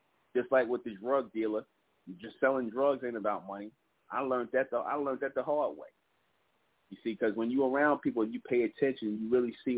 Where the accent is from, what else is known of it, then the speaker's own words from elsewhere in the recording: New York City, New York, United States; the projects where we grew up in Brownsville